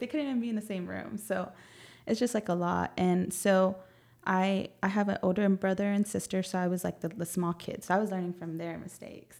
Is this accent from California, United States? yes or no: no; San Antonio, Texas, United States; I grew up in the south side